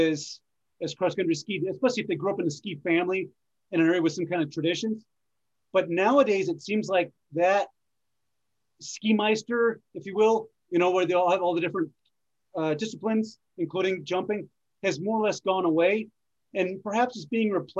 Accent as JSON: {"language": "English", "region": "New England", "country": "United States", "tie": "born or raised there", "said": "I grew up in New England"}